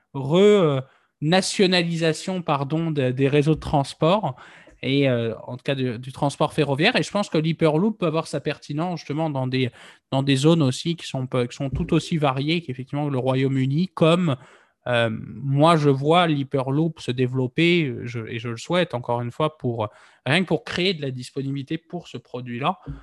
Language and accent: French; Nantes, Pays de la Loire, France; je suis nantais d'origine. Moi, quand j'étais euh, gamin, bah, on, on, pouvait très facilement partir du centre-ville de Nantes